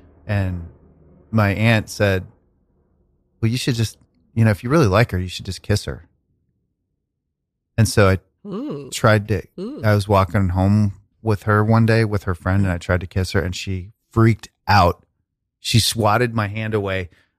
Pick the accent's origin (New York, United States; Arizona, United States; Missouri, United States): Missouri, United States; Kansas City; I was coming from Kansas City, Missouri, to the suburbs of Kansas. And we lived in Wyandotte for a while. We lived in kind of some white trash areas.